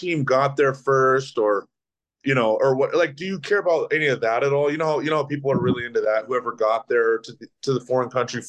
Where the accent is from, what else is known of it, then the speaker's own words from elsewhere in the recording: United States; I'm American.